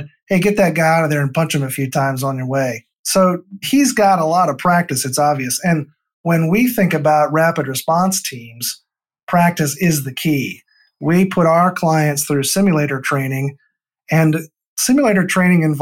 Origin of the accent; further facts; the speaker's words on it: Northeast Iowa, United States; grew up on a farm in Northeast Iowa